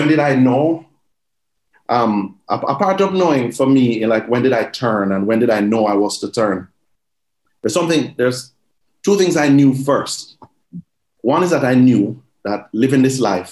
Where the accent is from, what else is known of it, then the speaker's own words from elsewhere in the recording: Jamaica; Growing up in Jamaica, you know, I would just say, we grew up in a church, but we grew up in Jamaica